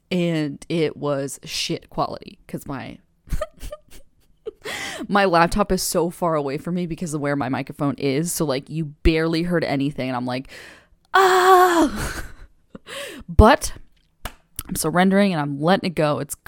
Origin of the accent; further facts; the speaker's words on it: California, United States; we were thinking about staying on the West Coast because we're originally from California, born and raised